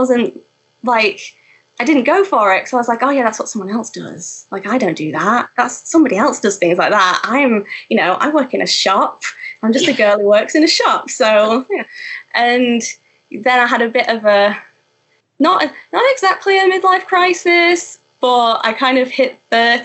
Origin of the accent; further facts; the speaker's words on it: Grimsby, Yorkshire and the Humber, United Kingdom; I'm from Grimsby